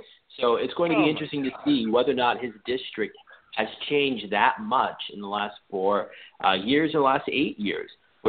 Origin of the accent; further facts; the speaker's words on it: Charles County, Maryland, United States; I grew up in Charles County as a young boy.